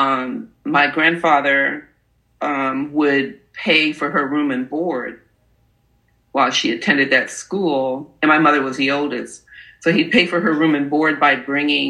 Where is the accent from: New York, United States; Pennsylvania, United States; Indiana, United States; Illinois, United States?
New York, United States; I was born in New York. So she would send my brother and I to down south to be with our cousins for a whole summer